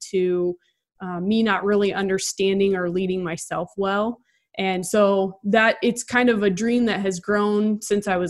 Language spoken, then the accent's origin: English; Nebraska, United States; moved away; also born or lived in Cedar Rapids, Iowa; I grew up in Nebraska, went to Mount Mercy.